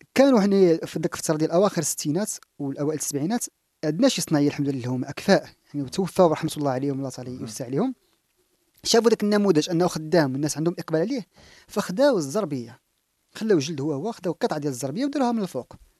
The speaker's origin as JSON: {"language": "Arabic", "country": "Morocco", "said": "حنا كمغاربة"}